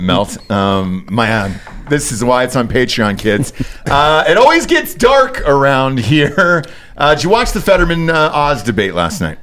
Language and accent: English; Georgia, United States; now in Austin, United States; I'm from Georgia